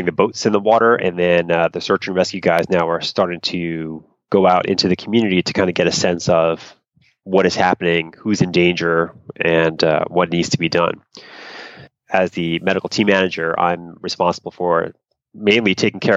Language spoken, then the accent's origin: English; East Coast, United States; moved away; I grew up on the East Coast